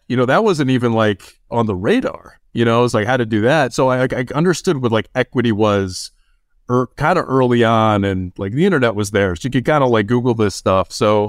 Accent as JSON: {"language": "English", "town": "Chicago", "region": "Illinois", "country": "United States", "tie": "born or raised there", "said": "I grew up in the Chicagoland area."}